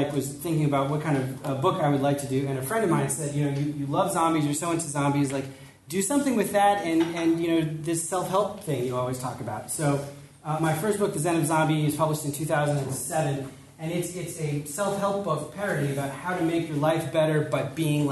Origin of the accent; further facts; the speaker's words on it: Chicago, Illinois, United States; I'm from Chicago, and I've worked for many years in like community development in Chicago